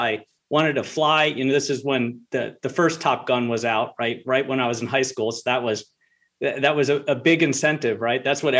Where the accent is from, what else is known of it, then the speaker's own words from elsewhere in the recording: Charleston, South Carolina, United States; I was back down to my southern roots. I'm not from here. I'm from South Carolina, Charleston.